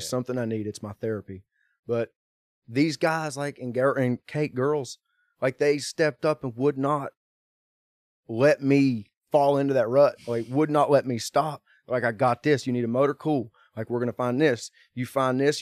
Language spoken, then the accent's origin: English; Kannapolis, North Carolina, United States; being from my hometown in Kannapolis, North Carolina.